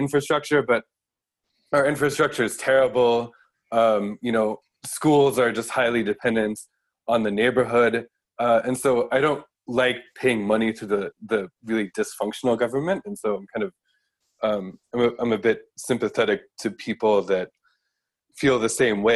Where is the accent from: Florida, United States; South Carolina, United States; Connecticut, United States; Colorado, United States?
Colorado, United States; also born or lived in Boston / San Francisco / East Palo Alto; now in Osaka, Japan; in Colorado, my hometown is in a swing county